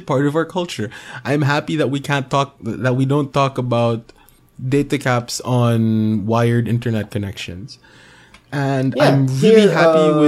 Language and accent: English; Philippines